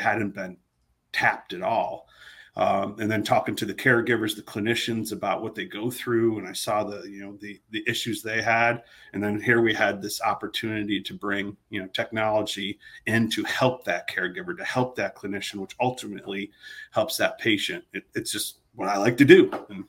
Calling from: Austin, Texas, United States; We're in Austin, Texas. That's where Harmonic is located. So I'm right here in lovely Austin, Texas.

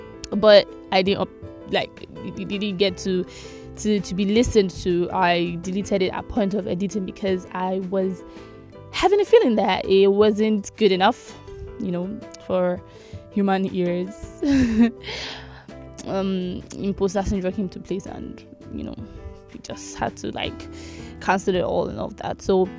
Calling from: Nigeria; I'm currently recording from Nigeria and I do not want to be arrested.

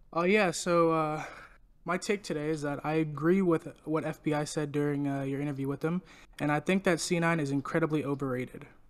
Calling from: Pittsburgh, Pennsylvania, United States; I'm calling from, uh, Duquesne University in Pittsburgh, Pennsylvania

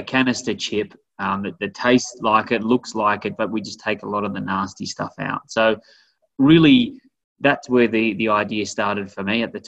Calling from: Boulder, Colorado, United States; So I am here in beautiful, sunny Boulder, Colorado.

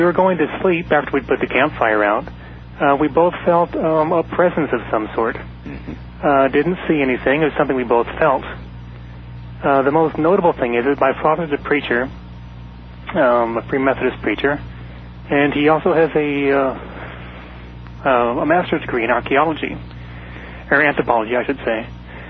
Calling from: Mesa, Arizona, United States; Hello, I'm calling from Mesa, Arizona.

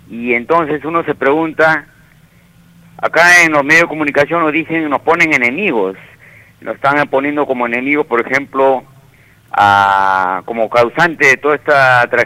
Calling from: Villa María del Triunfo, Lima, Peru; Sí, este, buenos días, hermano Ibel. … de Villa María del Triunfo.

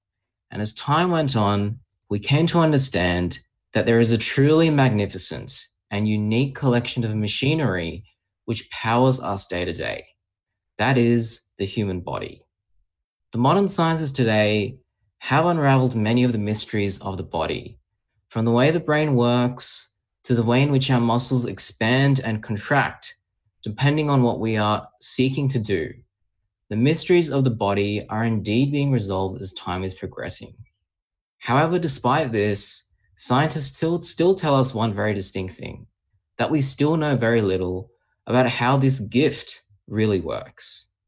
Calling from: Australia; I'm joining from Australia.

